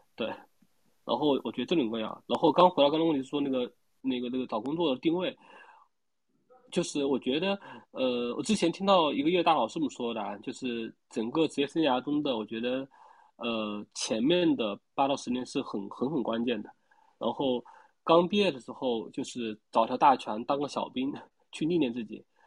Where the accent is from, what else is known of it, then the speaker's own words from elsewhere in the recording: Wuhan, Hubei, China; moved away; 我来自于那个英雄城市武汉